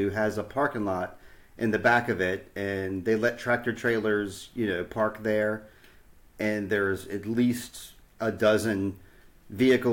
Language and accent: English; Virginia, United States; here in Virginia, we hold the door. We hold the door in Virginia.